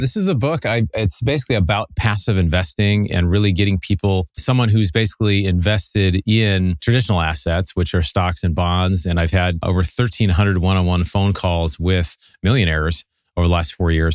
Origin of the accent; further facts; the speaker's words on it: Seattle, Washington, United States; moved away as an adult; also born or lived in Southern California; now in Pasadena, United States; So I grew up in Seattle, moved down in college to Southern California